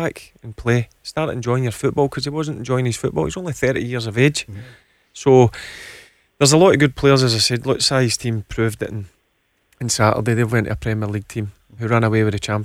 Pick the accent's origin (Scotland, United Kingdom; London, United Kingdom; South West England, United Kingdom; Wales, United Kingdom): Scotland, United Kingdom; as a Scotsman